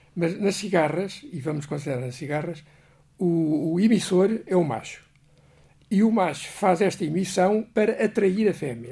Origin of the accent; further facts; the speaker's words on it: Portugal; eu como português